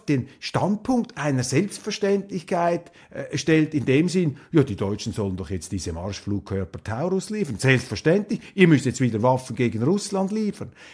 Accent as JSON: {"language": "German", "country": "Switzerland", "said": "als Schweizer"}